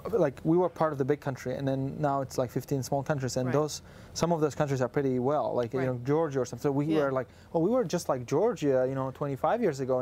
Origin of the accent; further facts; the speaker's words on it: Uzbekistan; I'm from Uzbekistan